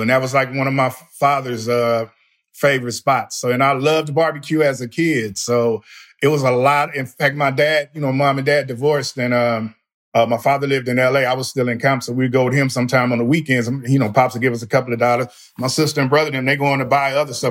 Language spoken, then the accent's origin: English; Compton, California, United States; moved away as an adult; now in Texas, United States; I'm born and raised in Compton